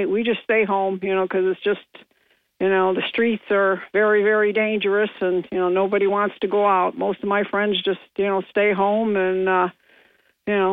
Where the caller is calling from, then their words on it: Binghamton, New York, United States; from Bingo.